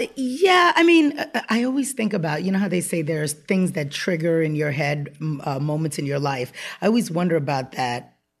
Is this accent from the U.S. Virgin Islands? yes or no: yes; U.S. Virgin Islands; moved away; I was born and raised on the Upper West Side of Manhattan. My mom was a single mother and moved around to wherever she needed to, to take care of us. And when I was about eight years old, she moved to Saint Croix in the Virgin Islands.